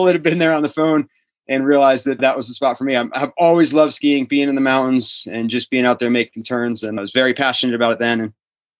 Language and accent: English; Flemington, New Jersey, United States; moved away as an adult; also born or lived in Vermont; now in Truckee, United States; Flemington, New Jersey. So Northwest New Jersey. We were about 45 minutes out of New York City.